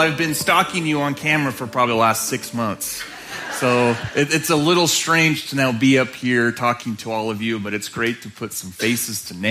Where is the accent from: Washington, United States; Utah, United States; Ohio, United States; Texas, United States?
Utah, United States; Moab; also born or lived in Salt Lake City, Utah; I'm from Utah. Have you heard of it? Yes. A little bit further south here. Grew up in a town called Moab